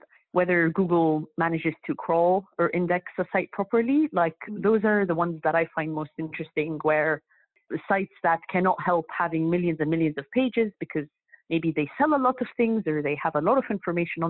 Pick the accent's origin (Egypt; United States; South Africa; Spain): Egypt; moved away as an adult; now in United Kingdom; I'm from Egypt, so I studied that back when I was in Egypt. And then I moved to UK